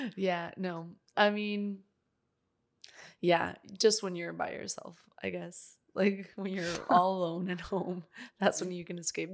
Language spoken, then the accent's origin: English; Northeast Mexico, Mexico; moved away; my hometown uh, I'm from Mexico, Northeast Mexico.